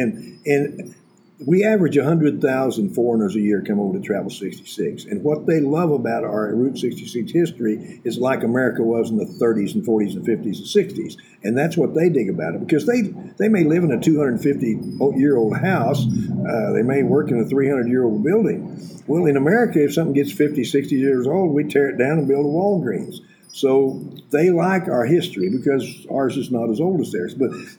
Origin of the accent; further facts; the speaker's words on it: Booker, Texas, United States; moved away as an adult; now in Amarillo, United States; Oh, a little town of Booker, Texas, 130 miles northeast of here.